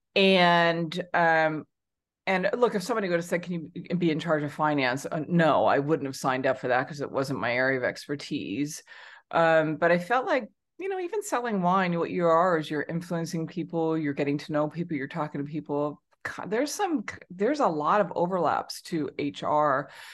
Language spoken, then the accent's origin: English; Southern California, United States; moved away as an adult; also born or lived in China / Hong Kong; now in Singapore; I grew up in Southern California